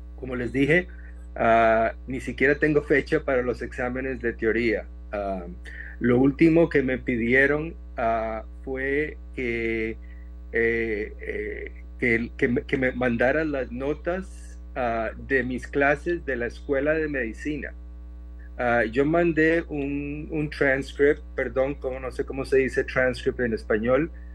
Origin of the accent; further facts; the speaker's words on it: Costa Rica; moved away as an adult; now in Phoenix, United States; sí soy costarricense, nací en Costa Rica, y, pero vine a estudiar a Estados Unidos desde la universidad